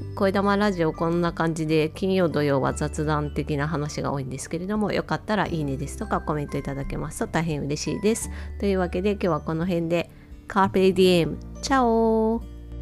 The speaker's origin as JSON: {"language": "Japanese", "town": "Otaru", "region": "Hokkaido", "country": "Japan", "tie": "born or raised there", "said": "私は実家がですね、小樽でして、札幌の隣町になるんですね。"}